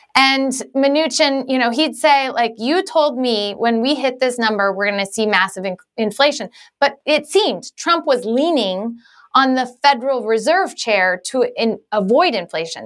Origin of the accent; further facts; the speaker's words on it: Galesburg, Illinois, United States; I grew up in Galesburg, Illinois.